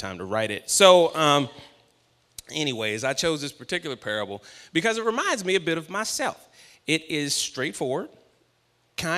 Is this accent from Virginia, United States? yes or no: yes; Virginia, United States; now in California, United States; I am from Virginia